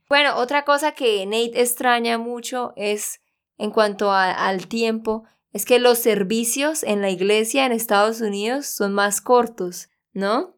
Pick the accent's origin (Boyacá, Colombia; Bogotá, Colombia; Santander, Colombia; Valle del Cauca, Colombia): Santander, Colombia; also born or lived in United States; de Santander, Colombia